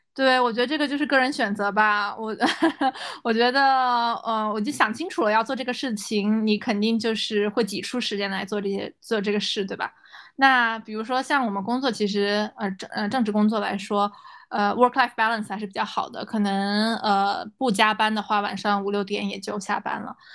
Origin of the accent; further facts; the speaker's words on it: China; moved away as an adult; now in United States; 作为中国人